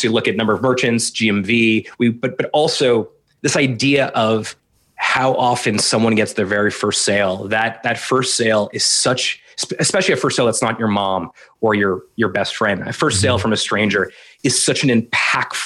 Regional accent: South Florida, United States; also born or lived in Montreal / Ottawa; now in Canada; I was born in Montreal. I grew up in South Florida. Went to McGill for undergrad.

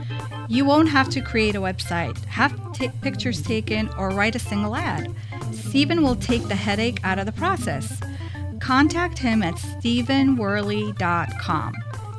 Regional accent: Israel; Growing up in Israel, actually.

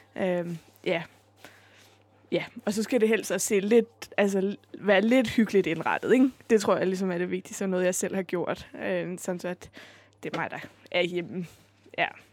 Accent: Hamburg, Germany; moved away as an adult; now in Copenhagen, Denmark; jeg voksede op i Hamburg

